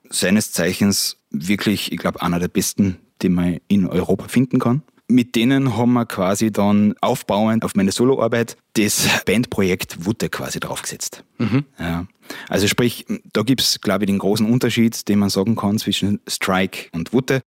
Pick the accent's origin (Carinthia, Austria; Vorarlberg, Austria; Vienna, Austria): Carinthia, Austria; Steindorf am Ossiacher See; Stefan und ich sind beide in Steindorf aufgewachsen